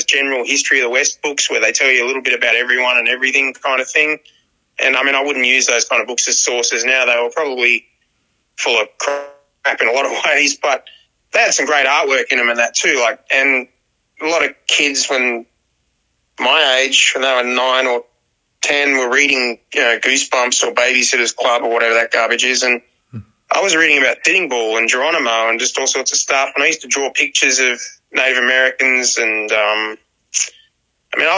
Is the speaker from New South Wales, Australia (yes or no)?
yes; Dapto, New South Wales, Australia; also born or lived in Wollongong; I'm from Dapto, man. I live in Dapto. It's a part of the Illawarra region of New South Wales, Australia. So, and I was born in Wollongong Hospital.